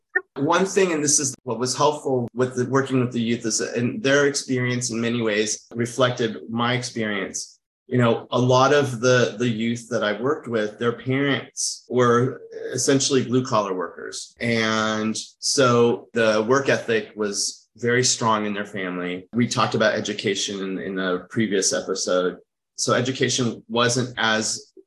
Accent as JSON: {"language": "English", "country": "United States", "tie": "born or raised there", "also_born_or_lived": "France", "said": "I grew up in America, but also lived in a very Latin environment. And I also lived in France"}